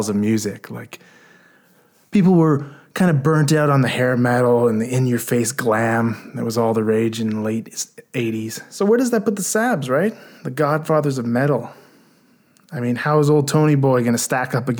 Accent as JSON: {"language": "English", "country": "Canada", "said": "from a Canadian perspective"}